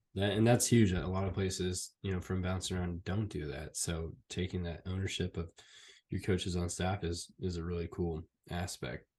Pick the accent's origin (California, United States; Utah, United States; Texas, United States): California, United States; Fresno; I grew up in Fresno, California, a Fresno State fan